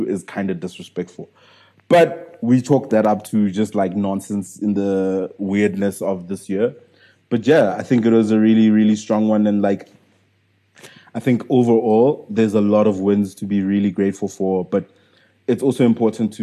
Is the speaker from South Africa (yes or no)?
yes; South Africa; I'm still a South African entrepreneur